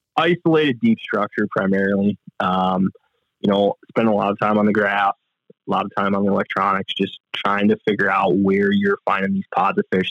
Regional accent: Manitowoc, Wisconsin, United States; I grew up in Manitowoc, Wisconsin

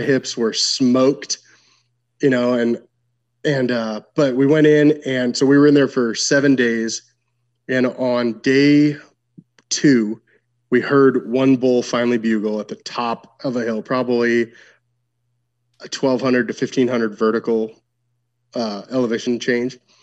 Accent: Washington, United States; I'm from Washington State.

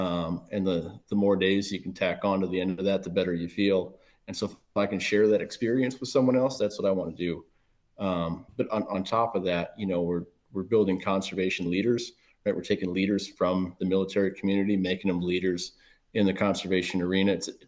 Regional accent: Manitowoc, Wisconsin, United States; also born or lived in Milwaukee; So I'm originally from the Midwest, born in Milwaukee. And, you know, outside, I spent my time cutting my teeth in Manitowoc or Sheboygan County, just north of Milwaukee, all through childhood

